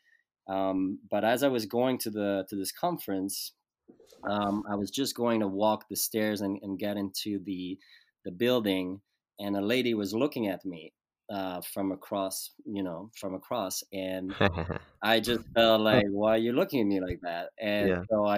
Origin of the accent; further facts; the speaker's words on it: Lausanne, Vaud, Switzerland; moved away; I was born in Switzerland, Lausanne, which is a city on the French side of Switzerland. And I grew up there